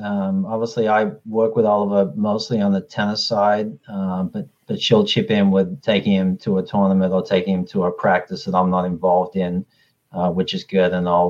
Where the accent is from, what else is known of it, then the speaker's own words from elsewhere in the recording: Australia; how I grew up with tennis in Australia is a little different than how it's structured over here.